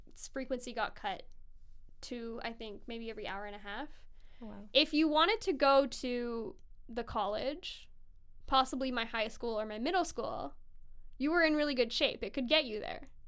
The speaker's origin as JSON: {"language": "English", "country": "Sweden", "also_born_or_lived": "Hawaii", "moved": "yes", "lives_now": "Vancouver, Canada", "said": "I'm from Sweden."}